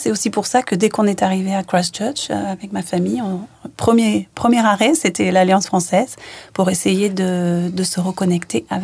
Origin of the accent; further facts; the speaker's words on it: France; moved away as an adult; je pensais pas que je rentrerais jamais en France, mais depuis que je suis partie, partie de la France à 19 ans, je suis jamais rentrée finalement.